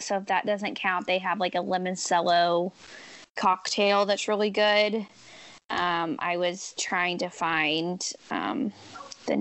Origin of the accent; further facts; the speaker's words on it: Kansas City, Missouri, United States; I'm from Kansas City